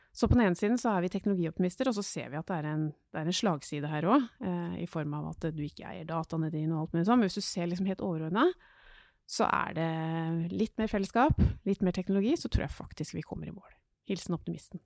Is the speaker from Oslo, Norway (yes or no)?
yes; Oslo, Norway; Jeg har vokst opp i Groruddalen